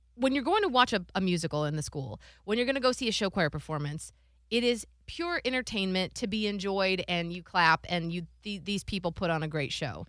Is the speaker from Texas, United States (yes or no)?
no; Cleveland, Ohio, United States; I'm from Cleveland, Ohio